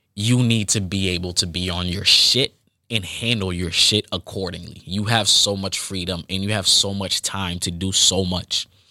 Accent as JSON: {"language": "English", "town": "Boston", "region": "Massachusetts", "country": "United States", "said": "I am from Boston, Massachusetts"}